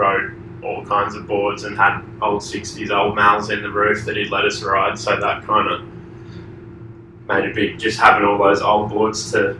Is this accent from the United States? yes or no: no; Queensland, Australia; also born or lived in Sydney / Sunshine Coast; I was born in Sydney, okay. But I only lived there for 10 months and then moved to a farm out the back of 2 hours inland in Queensland, uh-huh. On the Sunshine Coast. And then when I was 12, I moved to the Sunshine Coast.